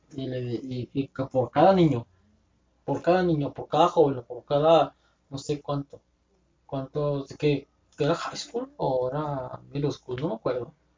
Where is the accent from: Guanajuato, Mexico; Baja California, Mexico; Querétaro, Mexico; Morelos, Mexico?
Baja California, Mexico; Tijuana; somos de Tijuana. Somos del norte.